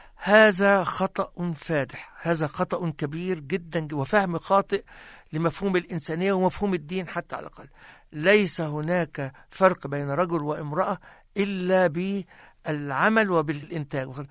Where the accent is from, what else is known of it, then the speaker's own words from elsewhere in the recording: Egypt; moved away as an adult; now in Christchurch, New Zealand; وعشت في بلدي الأصلي مصر تعلمت فيها